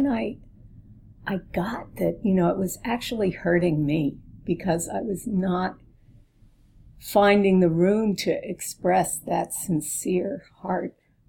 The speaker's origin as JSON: {"language": "English", "region": "East Coast", "country": "United States", "moved": "yes", "lives_now": "California, United States", "said": "I was from the East Coast"}